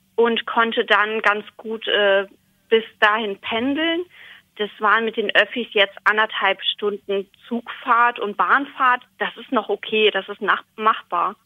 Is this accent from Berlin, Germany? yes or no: no; Stadthagen, Lower Saxony, Germany; Ich komme aus Stadthagen in Niedersachsen.